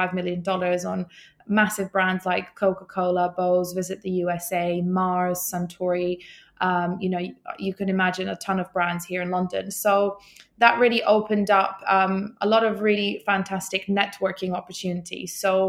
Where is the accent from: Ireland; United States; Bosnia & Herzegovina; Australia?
Bosnia & Herzegovina; also born or lived in Iceland; I'm not actually Icelandic. I am actually from Bosnia, but Iceland is one of my three or four homes now. And I lived there for 4 years.